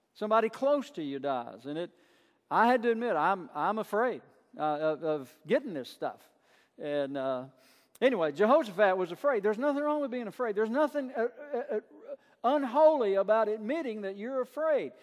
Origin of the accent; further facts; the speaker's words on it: Burnside, Kentucky, United States; I grew up in Burnside, Kentucky, a little town south of Somerset